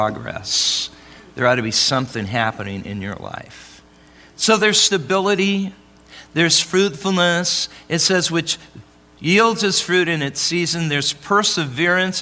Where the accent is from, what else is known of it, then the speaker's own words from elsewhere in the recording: Oregon, United States; now in Arizona, United States; I'm from Oregon